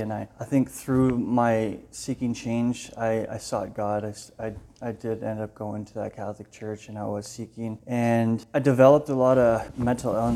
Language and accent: English; Windsor, Ontario, Canada; I grew up in Windsor